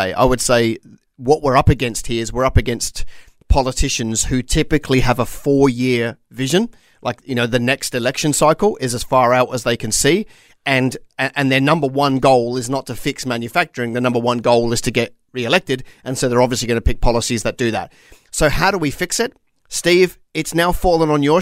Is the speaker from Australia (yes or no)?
yes; Australia; As an Australian